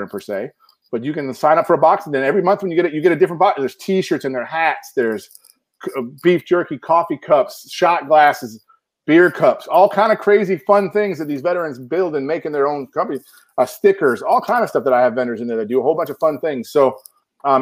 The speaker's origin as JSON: {"language": "English", "town": "Chicago", "region": "Illinois", "country": "United States", "tie": "born or raised there", "moved": "yes", "lives_now": "Texas, United States", "said": "I'm from Illinois. I was born in Chicago"}